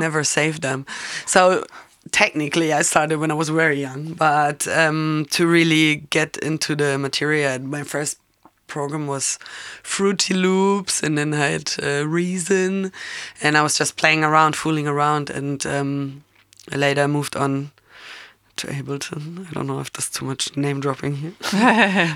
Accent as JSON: {"language": "English", "town": "Munich", "region": "Bavaria", "country": "Germany", "tie": "born or raised there", "said": "I'm born and raised in Munich"}